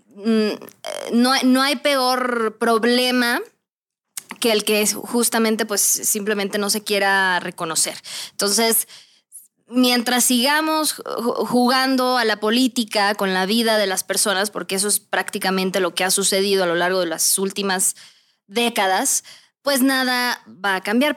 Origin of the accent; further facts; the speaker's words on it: Mexico; soy mexicana